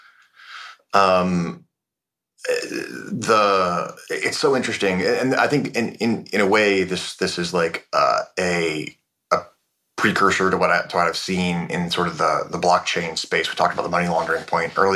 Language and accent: English; North Bay of the Bay Area, Northern California, United States; As a Northern California kid, I grew up